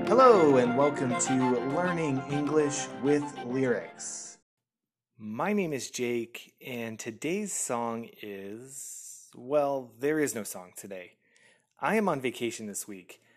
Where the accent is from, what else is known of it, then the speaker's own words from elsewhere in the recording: United States; moved away as an adult; now in France; I am an American by birth